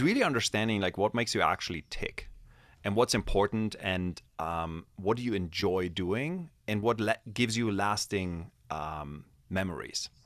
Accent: Germany; moved away; I grew up in Germany

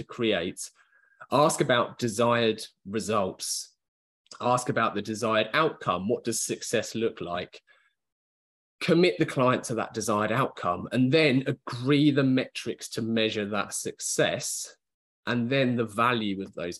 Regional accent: United Kingdom; just being British

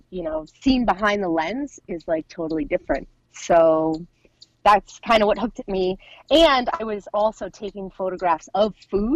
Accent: Warwick, New York, United States; born or raised there

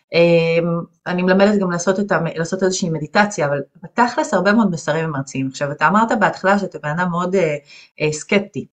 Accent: Ganei Tikva, Central District, Israel; גדלתי בגני תקווה

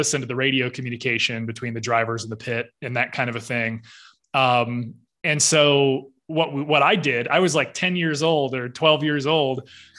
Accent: Fort Wayne, Indiana, United States; I was born and raised in Fort Wayne, Indiana, to my two parents

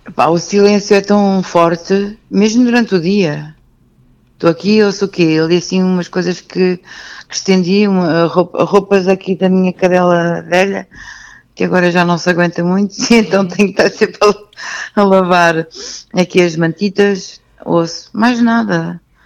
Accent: Lisbon, Portugal; nasci em Benfica

